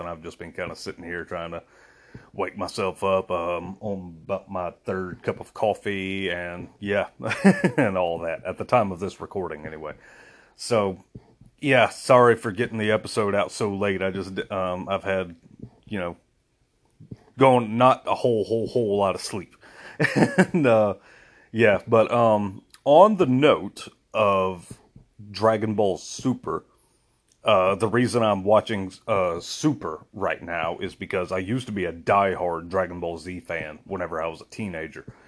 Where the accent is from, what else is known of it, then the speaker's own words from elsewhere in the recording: United States; I'm American. I'm very proud to be American